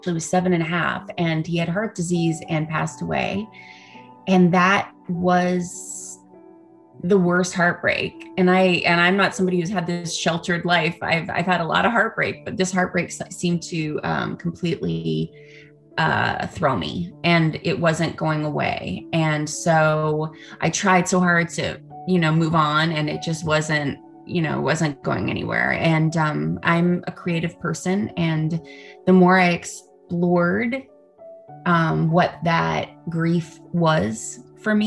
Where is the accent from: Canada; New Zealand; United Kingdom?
Canada; now in Los Angeles, United States; I am a Canadian born actress